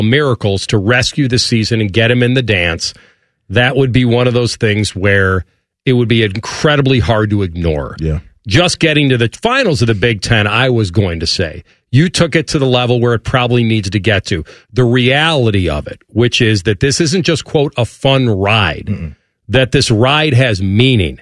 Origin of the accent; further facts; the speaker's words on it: Chicago, Illinois, United States; now in Columbus, United States; the Elegant Farmer is a place that I know growing up in Chicago